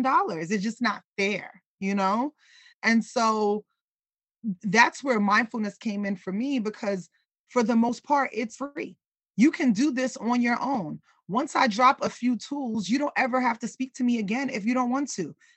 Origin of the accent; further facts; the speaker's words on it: New York City, New York, United States; I grew up in New York City